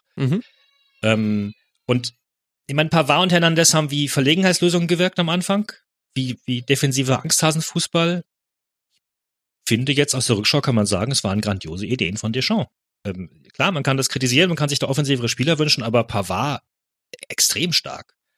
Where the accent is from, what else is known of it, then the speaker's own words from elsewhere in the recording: Germany; als Deutsche